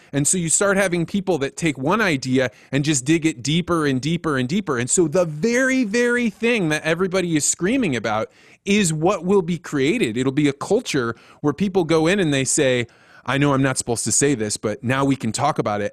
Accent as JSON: {"language": "English", "region": "Central Illinois", "country": "United States", "tie": "born or raised there", "said": "I grew up in Central Illinois"}